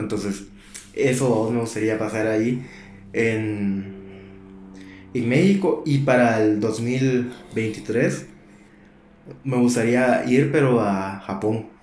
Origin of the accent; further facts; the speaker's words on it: Guatemala City, Guatemala; moved away; nunca había pasado un año nuevo fuera de... De Guate